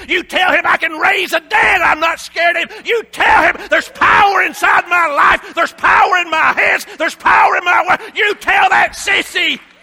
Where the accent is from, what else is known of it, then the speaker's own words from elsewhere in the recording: Appalachia, United States; we're from Appalachia, Shar and I.